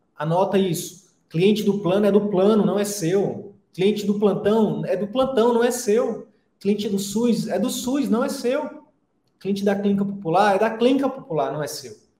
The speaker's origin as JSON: {"language": "Portuguese", "town": "Picos", "region": "Piauí", "country": "Brazil", "tie": "born or raised there", "also_born_or_lived": "Teresina", "moved": "as an adult", "said": "eu escolhi sair da minha cidade natal, né, que é Picos, lá no interior do Piauí, e ir para Teresina"}